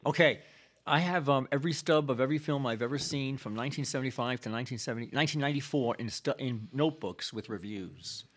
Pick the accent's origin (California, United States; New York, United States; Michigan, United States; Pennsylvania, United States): New York, United States; New York City; I'm from about ten blocks north of Yankee Stadium. I'm the real deal. I was born in the South Bronx during the shitty years of the seventies.